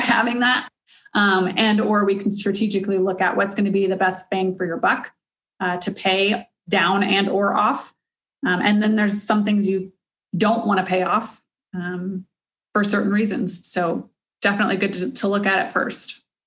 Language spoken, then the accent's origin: English; Cedar Park, Texas, United States; I grew up in Cedar Park from like fifth grade on